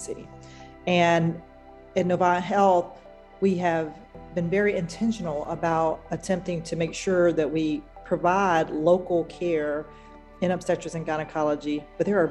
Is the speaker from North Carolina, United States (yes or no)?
yes; rural North Carolina, United States; I'm a Black woman who was born and raised in a rural part of North Carolina